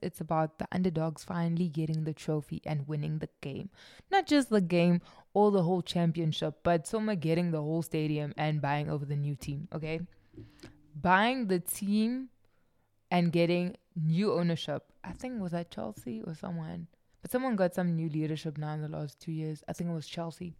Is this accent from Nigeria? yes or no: no; South Africa; I'm South African